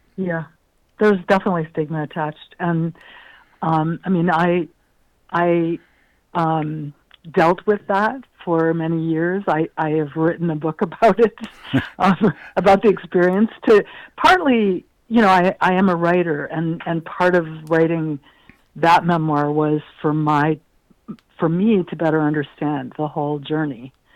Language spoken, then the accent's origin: English; Ohio, United States; moved away; I grew up in the Midwest